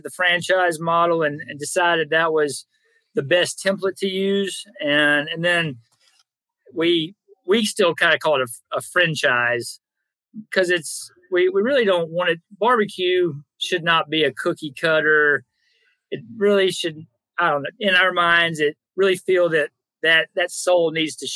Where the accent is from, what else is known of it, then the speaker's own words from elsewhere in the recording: North Alabama, United States; moved away; We're all from North Alabama